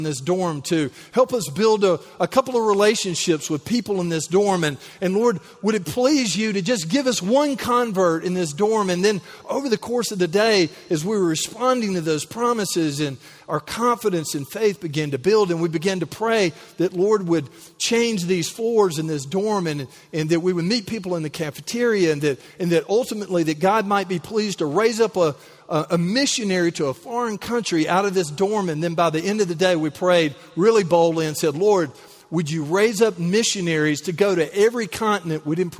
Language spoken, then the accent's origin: English; United States; It's like, you know, I'm from Callaway County.